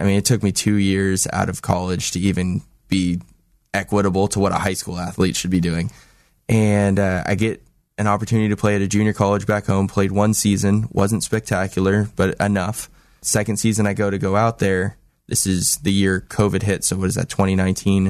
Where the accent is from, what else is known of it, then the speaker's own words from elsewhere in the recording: Los Angeles, California, United States; moved away as an adult; now in Salem, United States; I'm from Los Angeles